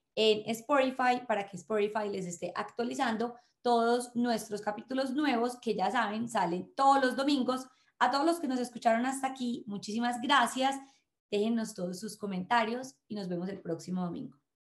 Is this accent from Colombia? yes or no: yes; Colombia